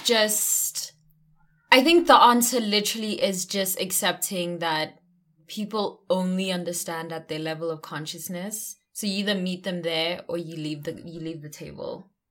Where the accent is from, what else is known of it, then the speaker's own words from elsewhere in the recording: South Africa; I'm South African